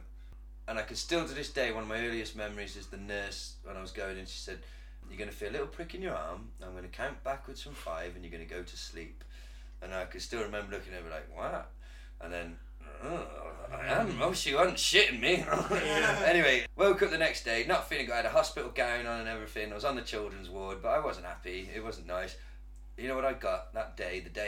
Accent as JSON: {"language": "English", "country": "United Kingdom", "said": "as British people"}